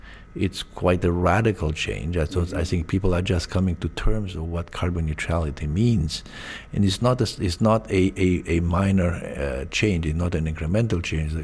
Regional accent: Canada; also born or lived in Eastern Europe; I was born in Eastern Europe, but kind of immigrated in Canada early in my life.

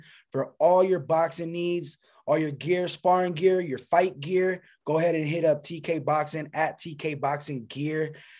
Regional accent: Sacramento, California, United States; now in Lancaster, United States; I'm from Sacramento.

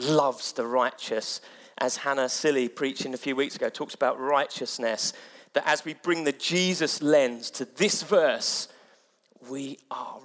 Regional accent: Mid-Sussex, South East England, United Kingdom; moved away; I come from Mid-Sussex where it's all rural

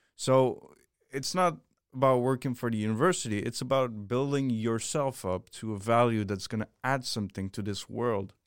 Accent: Switzerland; moved away; I come from Switzerland

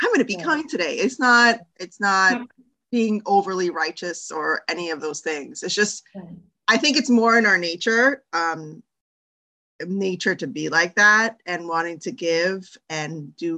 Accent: New York City, New York, United States; also born or lived in Miami; I'm from New York

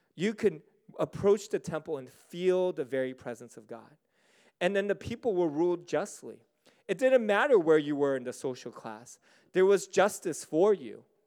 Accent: United States; also born or lived in Singapore; I'm American. I'm American through and through

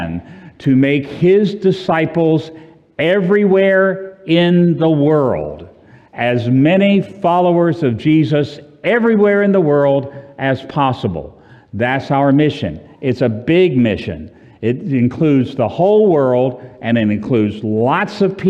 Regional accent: Orlando, Florida, United States; I'm from Orlando, and where it's always, 72

